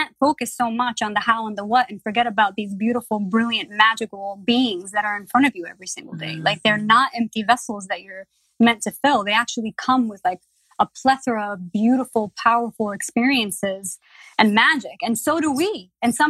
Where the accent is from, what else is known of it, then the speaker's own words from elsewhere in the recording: New York City, New York, United States; As a Latina growing up in the Bronx, growing up poor